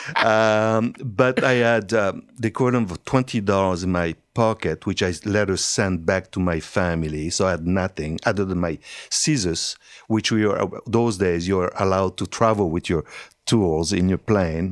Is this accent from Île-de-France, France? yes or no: no; Hauts-de-France, France; accent: French; English is a second language; moved away as an adult; also born or lived in Italy; now in Canada; I was raised in France